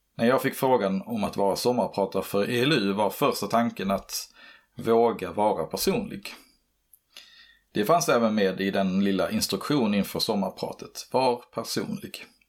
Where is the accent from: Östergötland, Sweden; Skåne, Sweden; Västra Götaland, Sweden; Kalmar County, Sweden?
Skåne, Sweden; Örkelljunga; Hemmet jag växte upp i låg utanför Örkelljunga i Boalt.